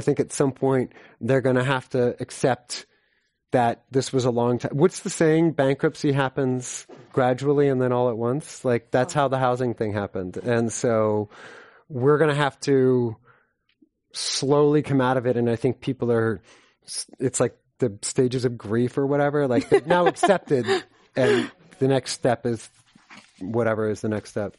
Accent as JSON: {"language": "English", "town": "San Francisco", "region": "California", "country": "United States", "said": "I'm from San Francisco"}